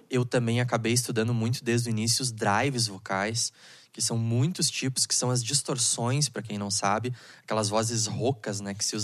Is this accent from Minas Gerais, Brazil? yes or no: no; Porto Alegre, Rio Grande do Sul, Brazil; Consegui chegar vivo aqui em Canoas, né? Pra quem não sabe, eu sou de Porto